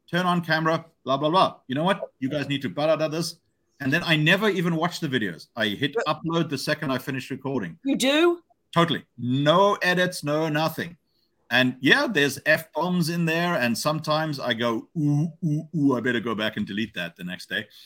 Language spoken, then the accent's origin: English; Hong Kong; As I have a good friend of mine that I grew up with in Hong Kong